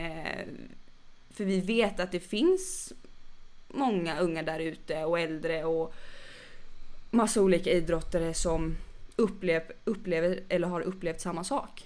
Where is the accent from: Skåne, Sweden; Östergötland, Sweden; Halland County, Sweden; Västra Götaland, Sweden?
Västra Götaland, Sweden; Gothenburg; moved away; är jag inte från Stockholm, jag är från Göteborg